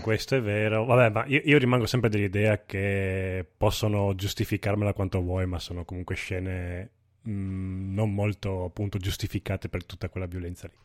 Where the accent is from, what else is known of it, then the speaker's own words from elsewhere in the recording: northern Italy, Italy; al nord diciamo Marina